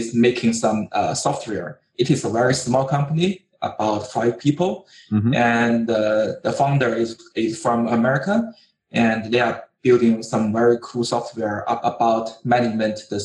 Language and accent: English; China; I'm from China